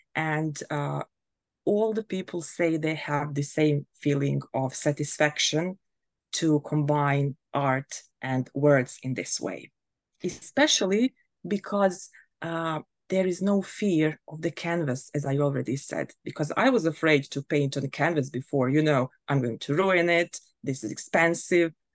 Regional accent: Bosnia & Herzegovina; now in Germany; I come from Bosnia and Herzegovina, but I currently live in Germany

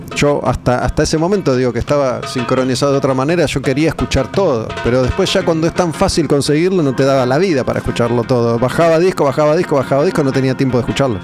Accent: Argentina; yo que soy de Argentina

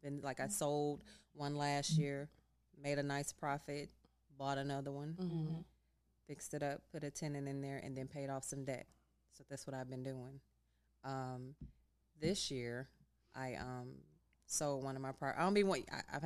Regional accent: Chicago, Illinois, United States; I'm from Chicago. Cabrini Green. Originally from Cabrini Green in Chicago

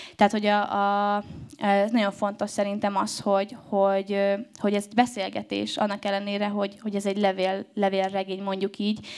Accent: Debrecen, Hajdú-Bihar, Hungary; now in Budapest, Hungary

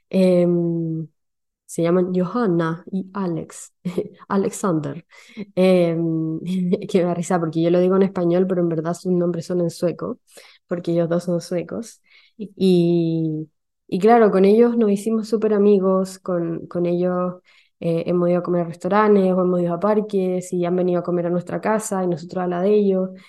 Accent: Chile; now in Sweden; yo llegué de Chile a Suecia con, un ritmo de eh, un ritmo social demasiado alto

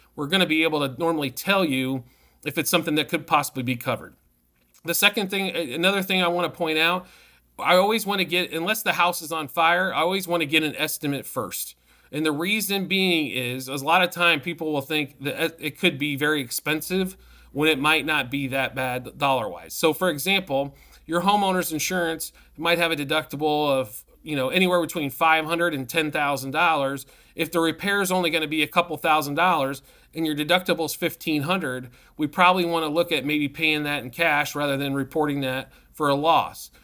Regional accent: Midwest, United States; now in Arizona, United States; I'm from the Midwest.

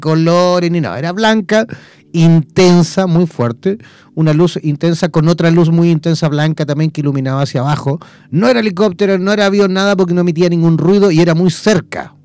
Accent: Chile; yo como chileno eh, puedo evidentemente sacar eh, mi visa a Mercosur

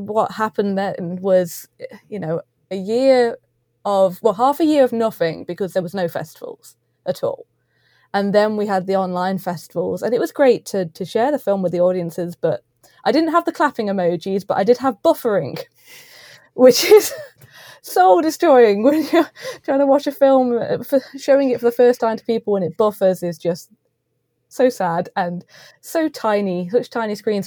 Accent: East Midlands, United Kingdom; we're both from the East Midlands as well.

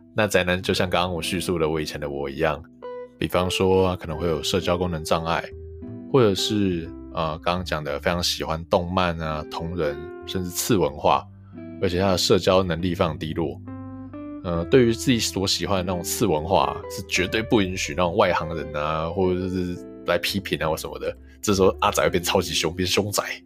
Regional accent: Hualien City, Hualien County, Taiwan; 因为我们是花莲人嘛，我念花莲高中

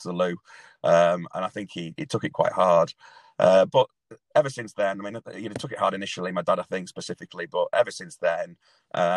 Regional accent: Leeds, Yorkshire and the Humber, United Kingdom; now in Manchester, United Kingdom; I currently live in Manchester, but I'm originally from Leeds

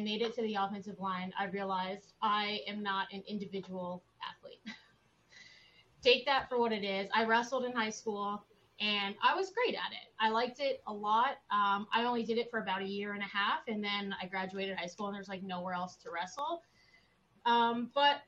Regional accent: Texas, United States; now in Boston, United States; I grew up in Texas, actually, which is where I kind of fell in love with football in the first place

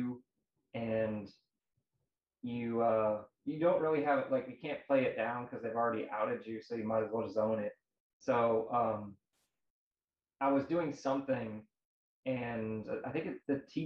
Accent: St. Louis, Missouri, United States; I'm from St. Louis, Missouri

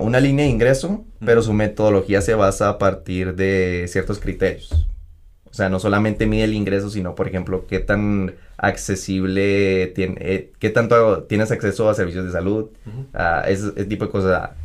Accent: Mexico; es el lugar donde primero crecí, donde nací

